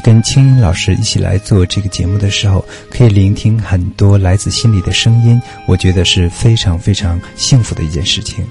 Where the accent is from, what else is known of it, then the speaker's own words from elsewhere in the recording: Zhuanghe, Liaoning, China; 当时老家是在哪儿呢？是大连的一个叫庄河名扬镇的一个小村庄